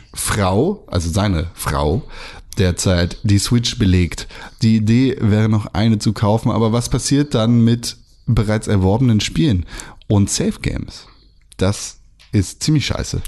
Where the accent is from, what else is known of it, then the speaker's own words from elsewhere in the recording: Germany; bin ich Deutscher